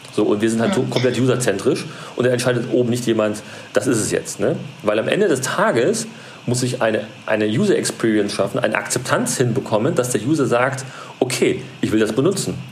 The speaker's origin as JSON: {"language": "German", "region": "Berlin", "country": "Germany", "said": "Ich bin aus Berlin"}